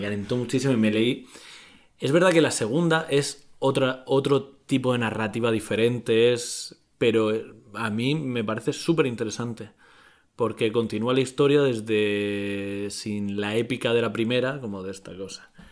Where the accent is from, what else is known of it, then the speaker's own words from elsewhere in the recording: Murcia, Region of Murcia, Spain; soy de Murcia y en Murcia no se dice la S.